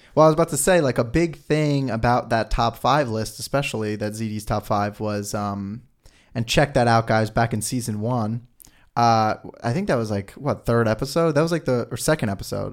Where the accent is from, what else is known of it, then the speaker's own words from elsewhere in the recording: New York, United States; I'm even from New York